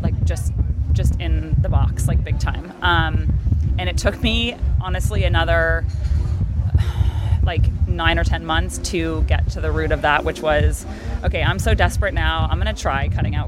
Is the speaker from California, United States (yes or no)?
yes; Palos Verdes, California, United States; We got married by the ocean in my hometown in Palos Verdes